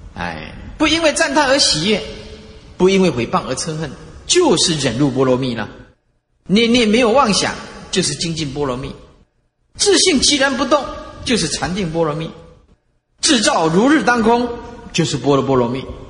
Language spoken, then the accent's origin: Chinese; Taiwan; 我们台湾话